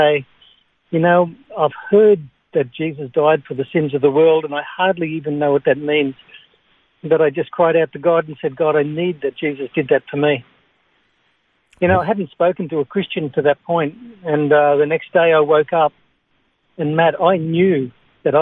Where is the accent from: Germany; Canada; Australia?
Australia; Singleton, New South Wales; I grew up in the Hunter Valley in Singleton.